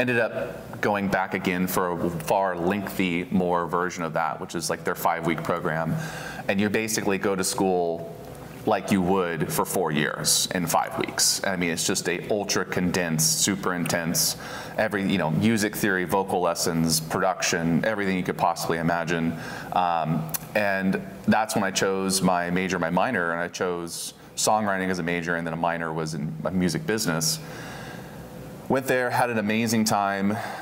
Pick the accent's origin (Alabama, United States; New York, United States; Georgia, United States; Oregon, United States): Oregon, United States; also born or lived in Houston, Texas; I've spent the majority of 30 years in Oregon, out in Chehalem Mountain